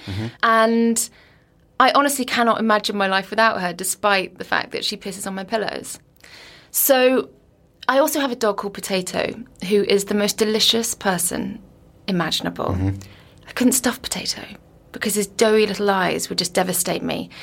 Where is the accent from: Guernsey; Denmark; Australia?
Guernsey; moved away as an adult; also born or lived in Liverpool / London; I was brought up on Guernsey, then I went to Liverpool